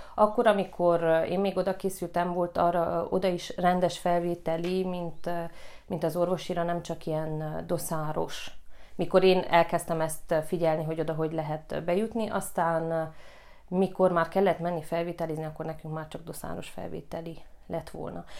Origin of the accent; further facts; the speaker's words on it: Gheorgheni, Harghita County, Romania; also born or lived in Târgu Mureș; Én Gyergyóba is születtem, Gyergyóban nőttem fel, a Bucsi negyedbe